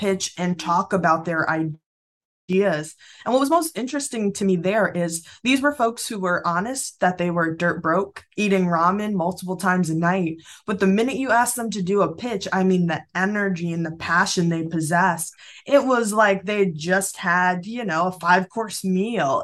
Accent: Springfield, United States; born or raised there

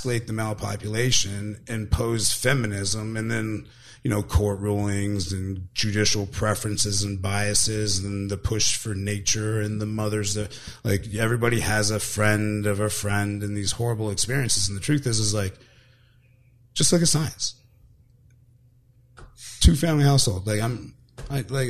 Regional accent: Southern California, United States; also born or lived in San Ysidro / Chula Vista; I grew up in Southern California

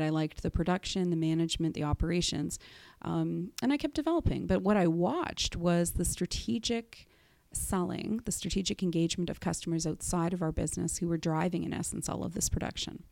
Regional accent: Whitby, Ontario, Canada; also born or lived in Durham Region; I am from Durham, and, uh, I actually grew up in Whitby.

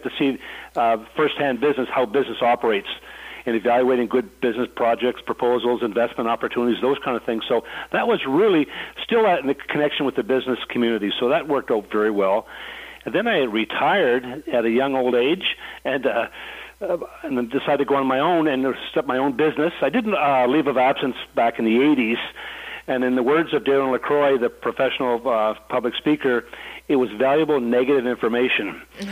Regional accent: Fredericton, New Brunswick, Canada; growing up in Fredericton was great

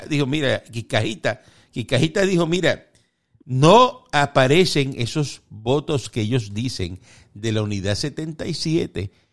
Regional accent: Cuba; moved away; nosotros vivimos allí y, somos de, somos cubanos

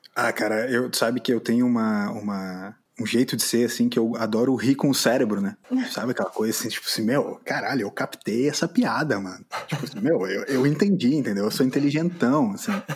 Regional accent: Brazil; a gente, como brasileiro

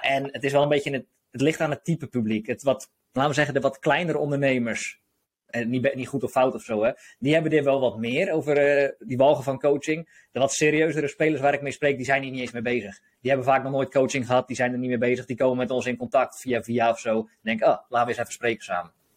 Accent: Hoeksche Waard, South Holland, Netherlands; now in De Wijk, Netherlands; ik kom zelf uit de Hoekse Waard, dus onder Rotterdam

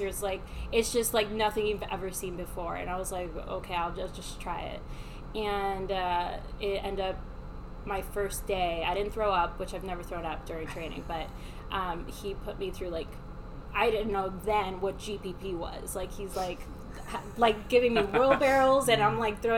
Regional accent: Miami, Florida, United States; I was raised in Miami

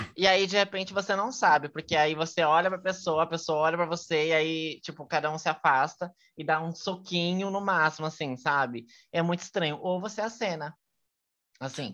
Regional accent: Brazil; eu sou brasileira

